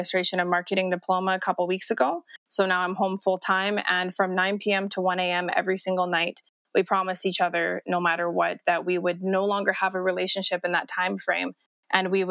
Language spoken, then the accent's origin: English; Las Vegas, Nevada, United States; moved away as an adult; also born or lived in Edmonton, Alberta, Canada; now in Calgary, Canada; I was raised in Las Vegas for 10 years